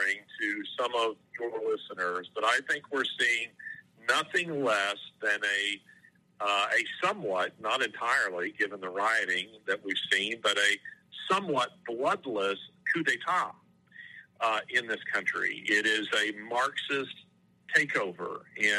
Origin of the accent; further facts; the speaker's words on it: Birmingham, Alabama, United States; my hometown of Birmingham, Alabama